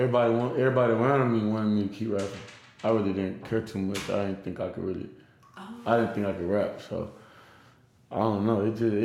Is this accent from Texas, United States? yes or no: yes; Arlington, Texas, United States; also born or lived in Euless, Texas; I'm from Arlington.